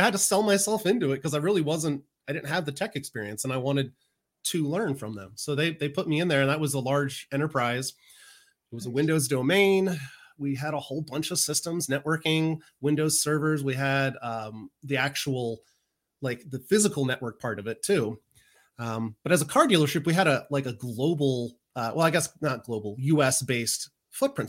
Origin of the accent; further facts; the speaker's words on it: Maryland, United States; a college in my hometown in Maryland